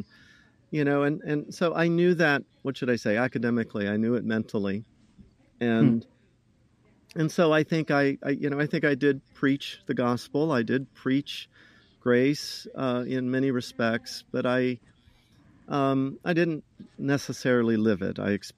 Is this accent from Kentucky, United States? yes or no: no; Ohio, United States; But anyway … I'm originally from Ohio.